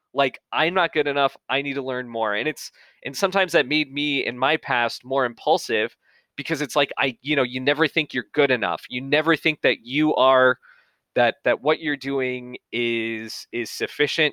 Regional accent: Atlanta, Georgia, United States; I'm from Atlanta, I'm from the Southeast

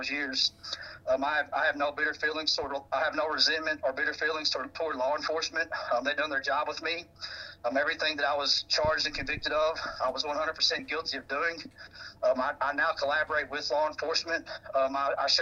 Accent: East Prairie, Missouri, United States; now in Jacksonville, United States; I'm originally from East Prairie, but now I live in Jacksonville, North Carolina, by Camp Lejeune.

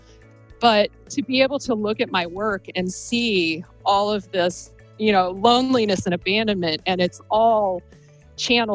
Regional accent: Akron, Ohio, United States; I grew up right around the corner from Rolling Acres Mall

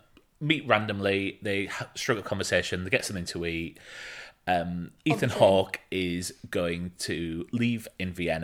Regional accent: United Kingdom; being British

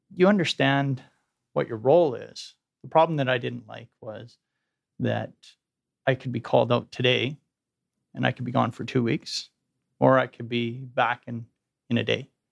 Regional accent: Edmonton, Alberta, Canada; I grew up in Edmonton, as you indicated, went to the U

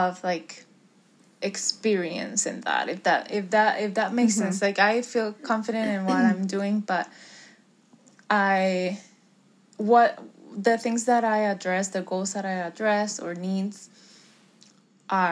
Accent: Puerto Rico; now in Florida, United States; I grew up in Puerto Rico

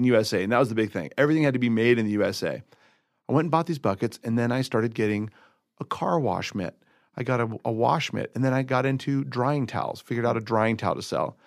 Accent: Southern California, United States; moved away as an adult; now in Colorado, United States

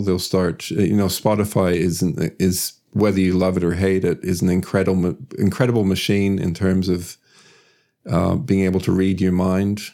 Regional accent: Sweden; moved away as an adult; also born or lived in United States; now in Australia; I was born and raised in Sweden

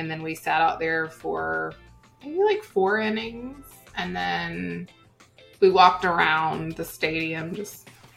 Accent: Oklahoma, United States; I'm from Oklahoma

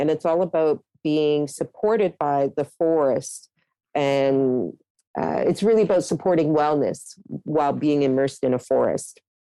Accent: Toronto, Ontario, Canada; also born or lived in Halifax, Nova Scotia; I was growing up in Scarborough everywhere was forested areas

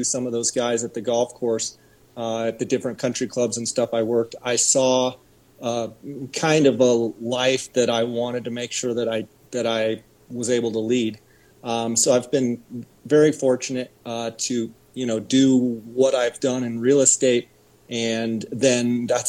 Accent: Arizona, United States; also born or lived in Visalia, California; very, very shortly after I was born, we moved back to Arizona. I come from a ranching family, and I've been in Arizona since

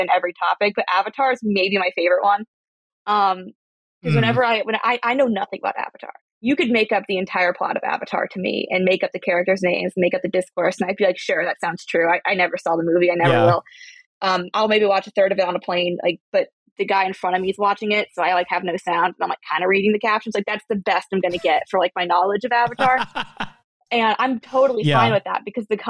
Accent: United States; I'm American

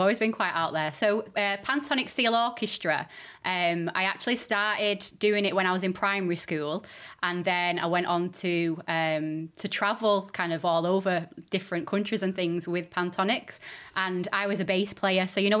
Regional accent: Stockport, North West England, United Kingdom; born there; I was born in Stockport.

